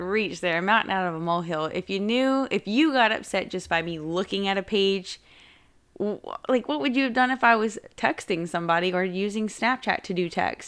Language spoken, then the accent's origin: English; Wake Forest, North Carolina, United States; I am from Wake Forest